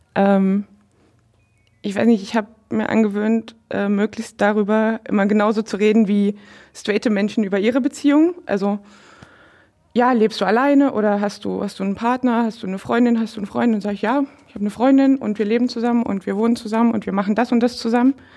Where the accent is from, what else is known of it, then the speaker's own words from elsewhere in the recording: Dresden, Saxony, Germany; now in Brandenburg, Germany; ich komme ursprünglich aus Dresden, aus einer ähm, nicht konfessionell gebundenen Arbeiterfamilie